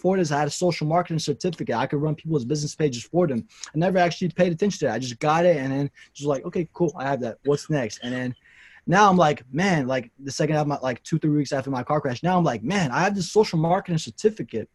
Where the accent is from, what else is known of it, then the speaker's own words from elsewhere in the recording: Nashville, Tennessee, United States; also born or lived in Kurdistan; I was born in Kurdistan, and I came here when I was 2 years old. So I grew up in Nashville, Tennessee.